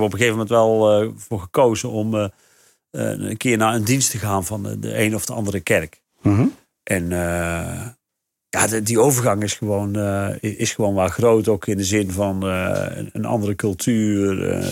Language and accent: Dutch; North Brabant, Netherlands; moved away as an adult; now in Rhenen, Netherlands; waar ik vandaan kom, in ja. Brabant. Van die, van die zandgronden in Noordoost-Brabant